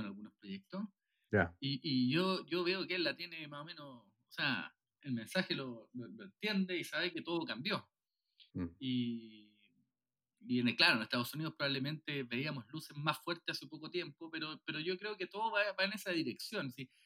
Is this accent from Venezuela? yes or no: no; Viña del Mar, Valparaíso, Chile; also born or lived in Puerto Montt; now in Santiago, Chile; yo soy de Viña, eh, eh, que, no es, que no la capital de Santiago, nací en Puerto Montt